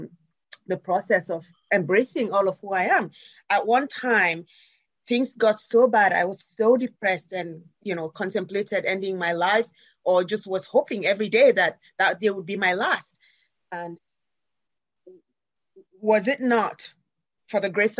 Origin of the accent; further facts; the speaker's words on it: Sierra Leone; now in United States; When I came from Sierra Leone, after having run away from the war and other terrible things that had happened, not just to me, and found myself in America